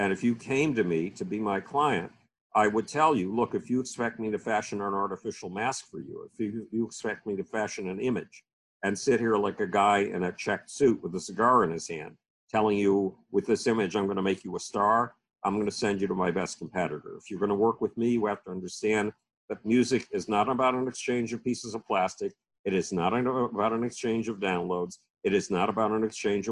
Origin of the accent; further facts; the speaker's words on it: Buffalo, New York, United States; the University of Buffalo, my hometown university